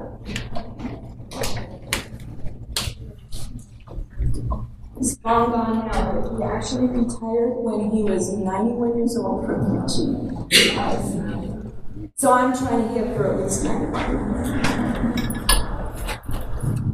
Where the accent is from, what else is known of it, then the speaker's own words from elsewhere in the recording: Canada; now in United States; I am a Canadian